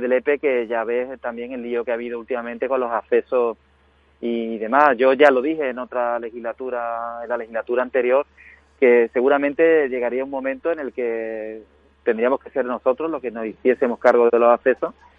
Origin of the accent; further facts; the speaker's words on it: Huelva, Andalusia, Spain; mi tierra, ¿no? De Andalucía, de Huelva